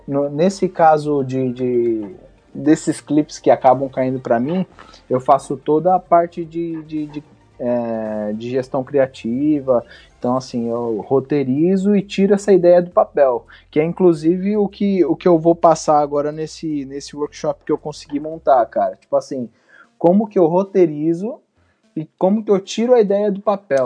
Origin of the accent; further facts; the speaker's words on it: Guarujá, São Paulo, Brazil; eu, eu sou do Guarujá, litoral de São Paulo.